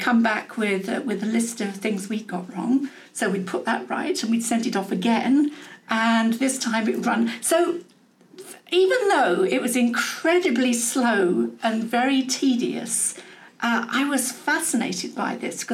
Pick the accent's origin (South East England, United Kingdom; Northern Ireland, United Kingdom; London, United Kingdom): South East England, United Kingdom; Medway; moved away as an adult; also born or lived in Ilford, Essex / Manchester; I did the rest of my growing up in the Medway Towns, which is on the north coast of Kent